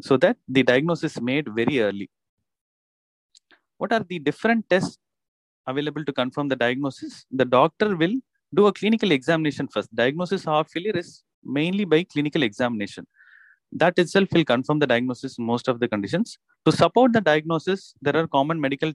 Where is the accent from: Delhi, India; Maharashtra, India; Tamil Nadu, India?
Tamil Nadu, India; Chennai; I am from Chennai. I am an interventional cardiologist practicing in Chennai